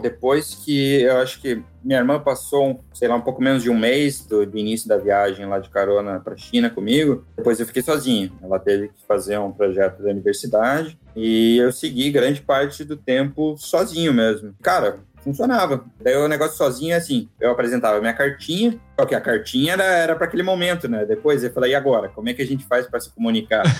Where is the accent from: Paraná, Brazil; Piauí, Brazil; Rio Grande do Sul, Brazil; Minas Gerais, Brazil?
Paraná, Brazil; Curitiba; now in Germany; eu sou de Curitiba, eu estava lá visitando meus pais